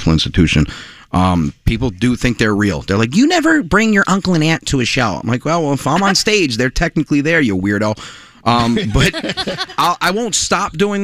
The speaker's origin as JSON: {"language": "English", "area": "Westchester", "region": "New York", "country": "United States", "moved": "yes", "lives_now": "Long Island, United States", "said": "I'm from Westchester, New York. I live on Long Island now"}